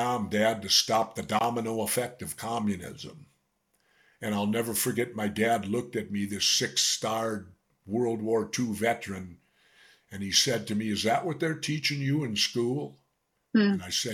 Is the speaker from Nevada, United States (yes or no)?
no; Minneapolis, Minnesota, United States; I grew up in South Minneapolis